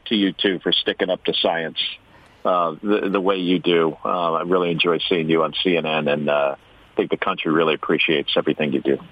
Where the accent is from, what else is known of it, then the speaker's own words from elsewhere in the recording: New Jersey, United States; we grew up in New Jersey in the 1960s and 70s